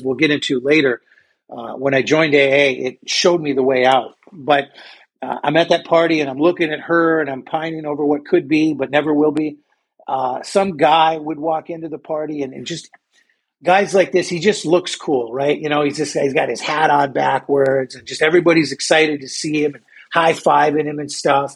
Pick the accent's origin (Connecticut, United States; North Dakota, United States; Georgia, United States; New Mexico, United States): North Dakota, United States; I grew up in North Dakota. Up here, there's not a lot to do.